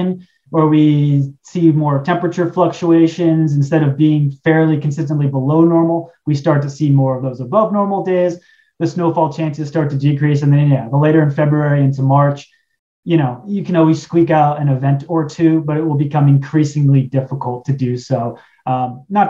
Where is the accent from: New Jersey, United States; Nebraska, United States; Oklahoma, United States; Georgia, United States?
New Jersey, United States; Warren County; also born or lived in Long Beach Island, New Jersey; I grew up in Warren County, but my family has always had a house at Long Beach Island since the 70s